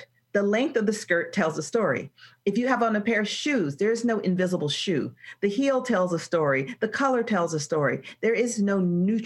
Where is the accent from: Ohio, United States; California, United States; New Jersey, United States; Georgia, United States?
Georgia, United States; Atlanta; Atlanta is my hometown and natural habitat